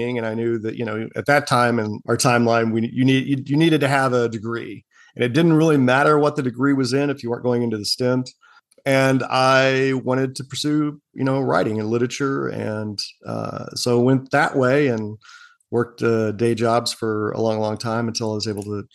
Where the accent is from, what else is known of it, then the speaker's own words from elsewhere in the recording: Oklahoma City, Oklahoma, United States; accent: Okie; moved away; also born or lived in San Antonio, Texas; I was born and raised in Oklahoma City. So you'll get a little bit of an Okie accent, even though I haven't been back there in a few decades